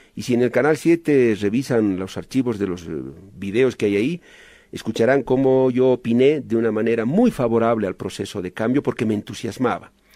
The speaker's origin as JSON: {"language": "Spanish", "country": "Bolivia", "said": "como boliviano"}